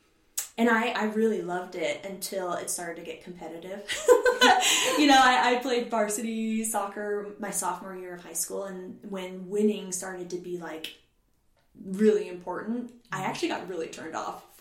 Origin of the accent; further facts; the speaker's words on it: Boise, Idaho, United States; now in Salt Lake City, United States; I was born in Boise, Idaho, back in 1988. And growing up in Boise, my family was a pretty active family